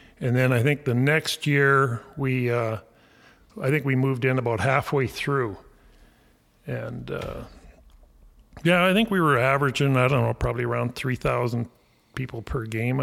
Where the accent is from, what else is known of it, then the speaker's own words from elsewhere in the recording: Alaska, United States; we're from Alaska